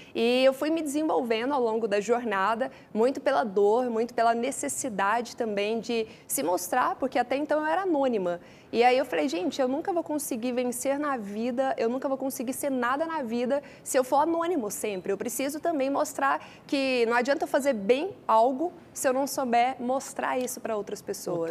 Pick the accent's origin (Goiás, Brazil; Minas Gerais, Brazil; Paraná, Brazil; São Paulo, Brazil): Goiás, Brazil; Goiânia; accent: Goiânia; que a minha terra é Goiânia